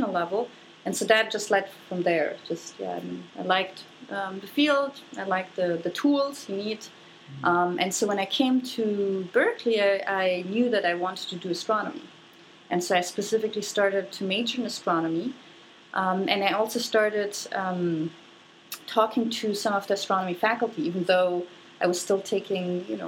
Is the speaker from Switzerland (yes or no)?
no; Germany; moved away; I grew up in Germany